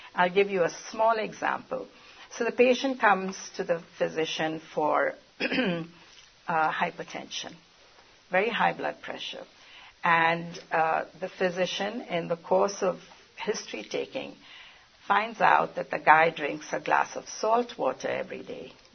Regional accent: India; moved away as an adult; now in United States; I'm from India originally, but have been in the United States for 46 years.

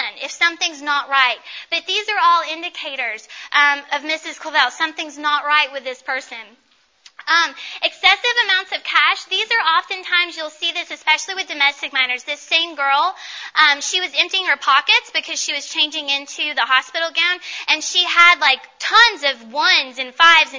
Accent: Paducah, Kentucky, United States; I know where I'm from. I'm from Paducah, Kentucky.

